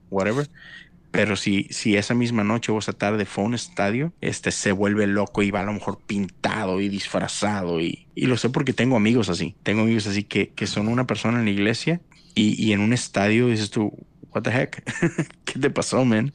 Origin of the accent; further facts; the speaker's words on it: Monterrey, Nuevo León, Mexico; moved away as an adult; now in Houston, United States; yo nací, crecí por 30 años en México